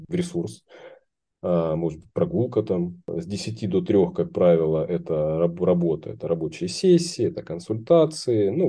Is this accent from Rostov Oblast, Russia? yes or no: yes; Rostov-on-Don, Rostov Oblast, Russia; в моем родном городе Ростов-на-Дону э, есть там организация